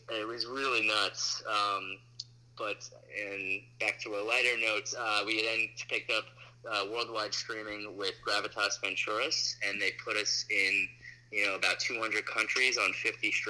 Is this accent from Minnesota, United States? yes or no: no; New York, United States; on Long Island and the friends we made. So it's very very personal.